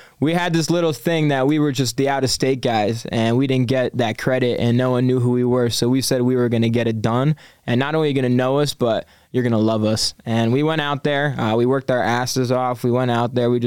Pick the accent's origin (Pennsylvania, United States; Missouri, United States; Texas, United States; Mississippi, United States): Pennsylvania, United States; Scranton; I'm from good old northeastern Pennsylvania, Scranton, Pennsylvania.